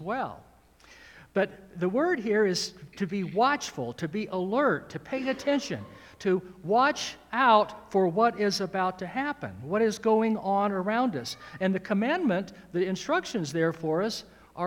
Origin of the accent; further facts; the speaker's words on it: Georgia, United States; I'm from Georgia